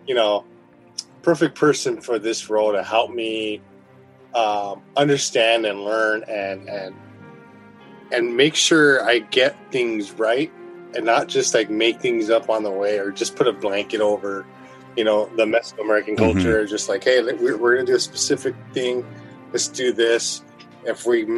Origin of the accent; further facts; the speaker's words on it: Los Angeles, California, United States; I'm from Boyle Heights, East LA. So I grew up with all the murals